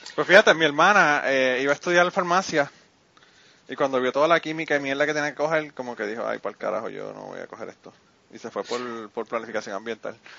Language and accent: Spanish; central Puerto Rico, Puerto Rico; tú eres del centro como yo